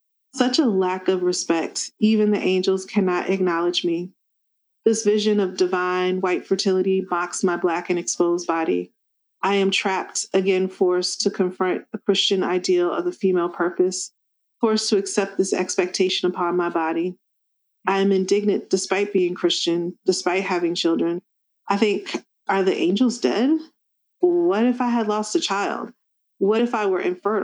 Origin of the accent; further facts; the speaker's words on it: the South, United States; growing up in the South and growing up in a small town